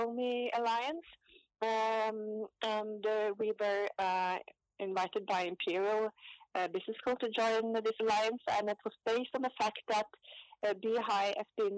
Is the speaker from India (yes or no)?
no; Oslo, Norway; also born or lived in London; So I was born in Oslo and grew up in my father's shoe shop.